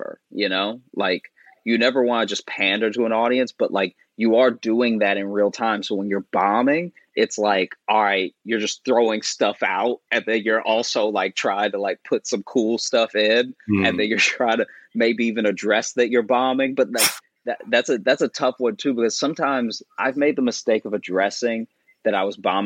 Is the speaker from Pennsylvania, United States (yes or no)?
no; Louisiana, United States; also born or lived in Chicago; now in New York, United States; I was born in Louisiana. Mm-hmm. And then grew up my childhood Louisiana. Then I moved to Chicago, and that's where I started doing comedy